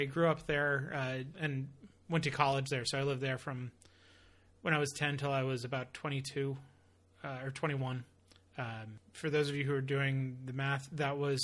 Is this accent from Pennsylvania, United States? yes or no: no; Davidson, North Carolina, United States; born or raised there; also born or lived in Miami, Florida